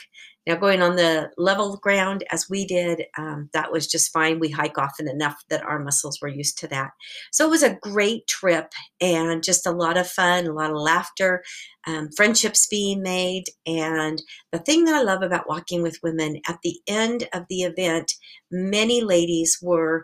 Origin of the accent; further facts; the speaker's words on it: Portland, Oregon, United States; I grew up in Portland